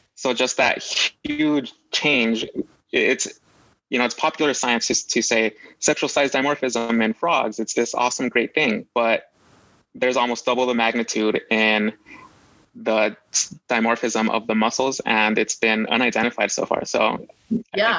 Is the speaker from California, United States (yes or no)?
yes; Los Angeles, California, United States; I grew up in Los Angeles